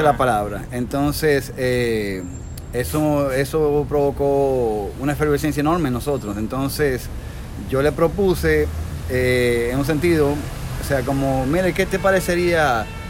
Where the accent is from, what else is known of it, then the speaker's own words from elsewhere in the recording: Dominican Republic; en mi país también había rock dominicano